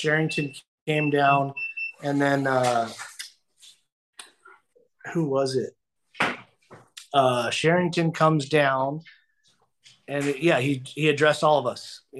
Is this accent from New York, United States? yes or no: no; Southern California, United States; growing up in Southern California.